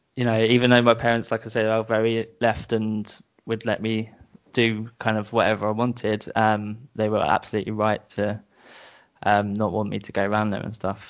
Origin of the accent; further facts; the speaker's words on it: Brighton, South East England, United Kingdom; accent: British; moved away as an adult; now in Bristol, United Kingdom; I grew up in Brighton.